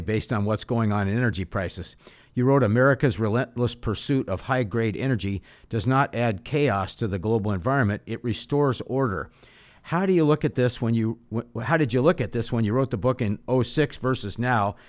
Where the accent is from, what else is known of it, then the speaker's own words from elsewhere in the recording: Pacific Northwest, United States; I grew up in the Pacific Northwest